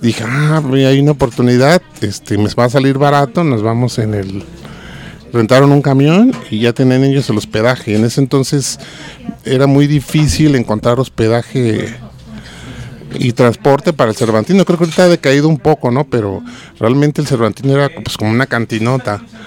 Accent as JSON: {"language": "Spanish", "country": "Mexico", "said": "aquí en México"}